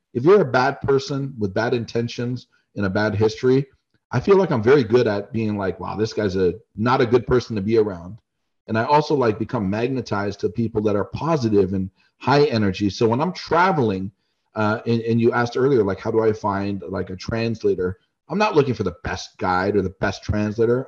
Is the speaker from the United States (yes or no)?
no; Canada; being a Canadian